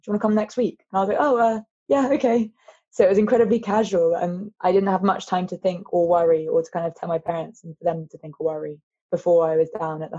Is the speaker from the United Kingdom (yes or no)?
yes; Lelant, South West England, United Kingdom; My mum, it's such an important part of her life is that she's Cornish. So why not try Cornwall? And we are from Lelant, which is almost exactly opposite. It's on the north coast and Newlyn's on the south coast.